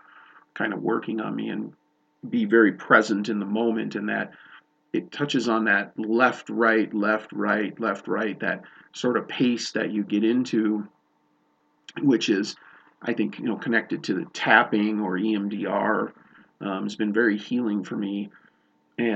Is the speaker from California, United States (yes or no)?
no; Chicago, Illinois, United States; now in Montana, United States; I'm not from Montana, originally grew up in Chicago